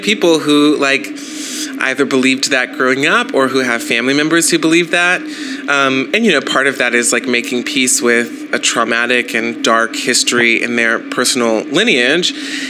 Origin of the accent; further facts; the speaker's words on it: the South, United States; and also I'm from the South.